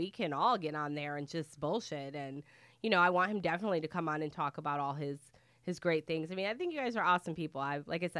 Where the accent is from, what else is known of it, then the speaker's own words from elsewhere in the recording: Michigan, United States; now in Florida, United States; I'm from Michigan, and I was down here in 2000